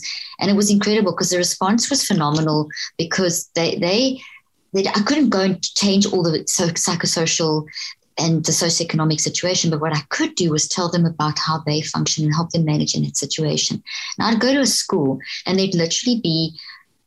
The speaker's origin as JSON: {"language": "English", "country": "South Africa", "tie": "born or raised there", "also_born_or_lived": "Zimbabwe", "moved": "as an adult", "lives_now": "Texas, United States", "said": "grew up in South Africa, and went to university in South Africa"}